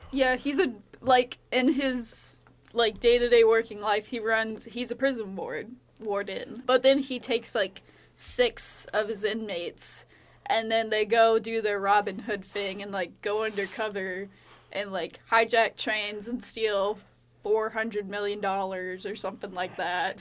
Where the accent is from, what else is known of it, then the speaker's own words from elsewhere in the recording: United States; as an American